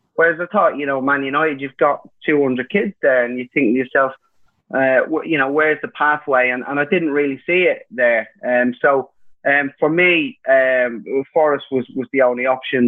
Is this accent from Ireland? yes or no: yes; Ireland; me being Irish